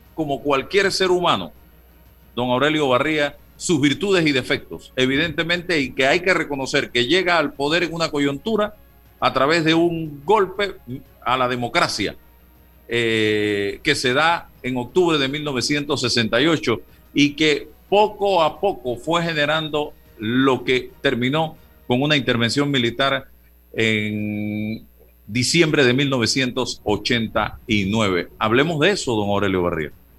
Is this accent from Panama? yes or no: yes; Panama; Somos panameños todos